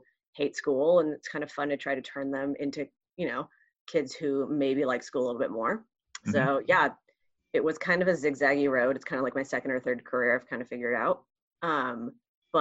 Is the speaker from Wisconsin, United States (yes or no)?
no; Santa Rosa, California, United States; first language Spanish; English is a second language; I grew up in Santa Rosa, went to Pioneer High